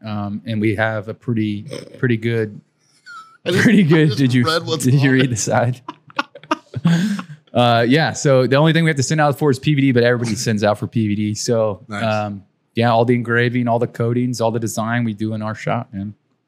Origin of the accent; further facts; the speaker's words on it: San Antonio, Texas, United States; Born and raised San Antonio.